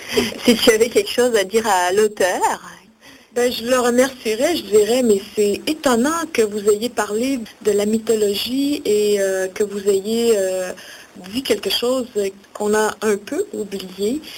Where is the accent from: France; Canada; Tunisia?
Canada; Outaouais, Quebec; moi, je viens de l'Outaouais